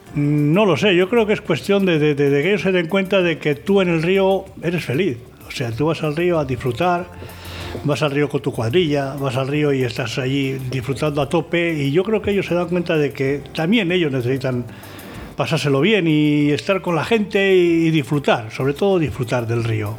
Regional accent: Íscar, Castile and León, Spain; conocí al padre de Sebas ahí en mi pueblo en Iscar

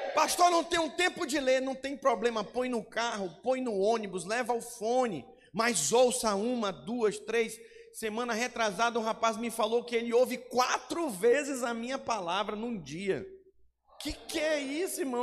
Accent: Manaus, Amazonas, Brazil; moved away as an adult; also born or lived in Goiânia; Eu sou de Manaus, Amazonas

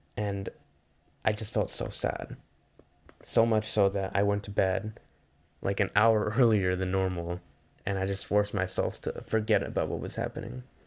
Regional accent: Bay Area, California, United States; growing up in the Bay Area

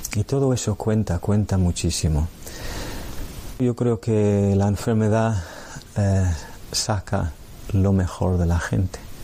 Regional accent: Ireland; Spanish is a second language; moved away; soy irlandés Nací en el año 1965

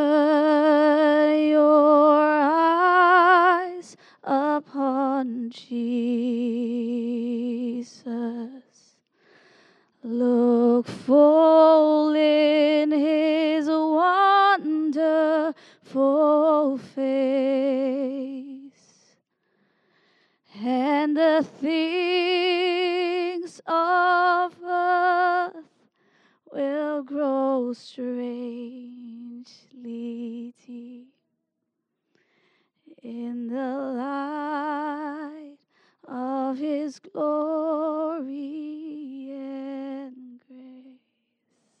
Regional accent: Singapore; moved away; also born or lived in Redding; I'm from Singapore

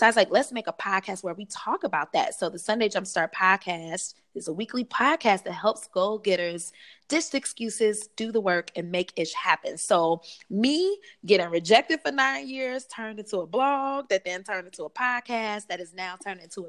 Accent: Detroit, Michigan, United States; I grew up on the west side of Detroit

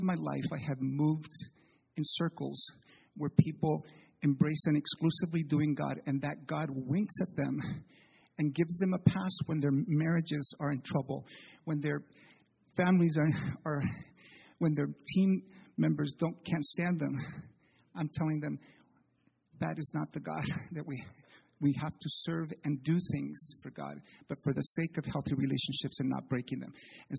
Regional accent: Chile; moved away as an adult; I need to tell you that I'm the child of missionaries. I was born in Chile, lived there till I was 18.

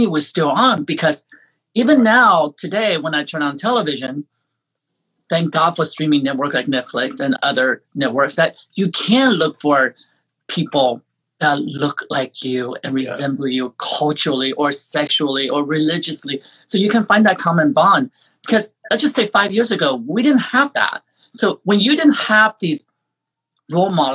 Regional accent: Terre Haute, Indiana, United States; English is a second language; I grew up in Terre Haute, Indiana.

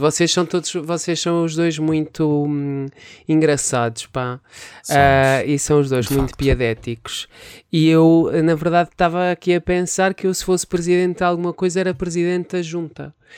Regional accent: Penalva de Alva, Centro, Portugal; em Penalva d'Alva, que é a aldeia onde eu nasci

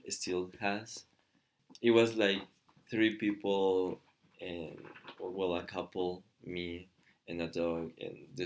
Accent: Michoacán, Mexico; moved away as an adult; also born or lived in Guanajuato, Mexico; I'm from Mexico. And I was born in a state called Michoacan, but when I was like 20, three or something, I moved to um, Guanajuato where I started uh, studying.

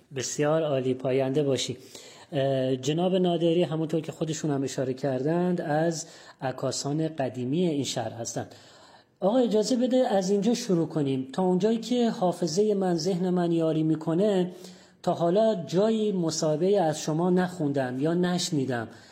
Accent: Abadan, Khuzestan, Iran

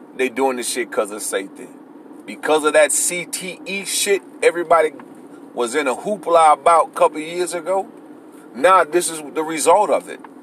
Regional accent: Florida, United States; I'm from the same type of neighborhood Antonio Brown from. I'm from Florida

